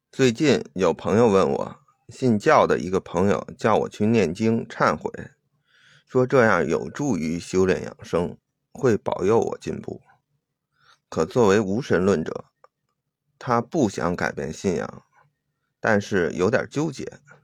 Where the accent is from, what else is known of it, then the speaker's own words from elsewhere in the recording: China; 我是中国人